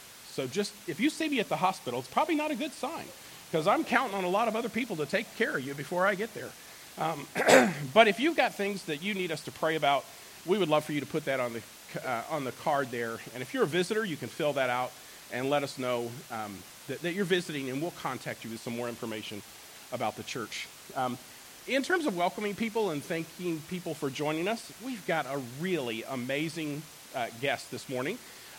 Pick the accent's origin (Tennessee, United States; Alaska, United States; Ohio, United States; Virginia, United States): Alaska, United States; moved away as an adult; also born or lived in Colorado / Washington; I grew up in Alaska, pastored in Alaska for 5 years, and then was in Colorado and then Washington, and then have been here for a long time.